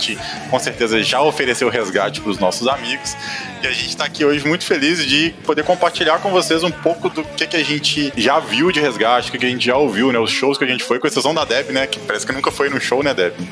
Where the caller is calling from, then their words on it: Maceió, Alagoas, Brazil; eu falo de Maceió